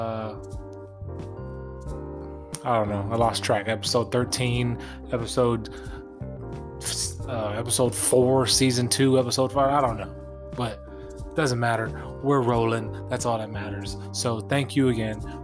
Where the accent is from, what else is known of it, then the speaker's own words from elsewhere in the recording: San Diego, California, United States; my hometown of San Diego, California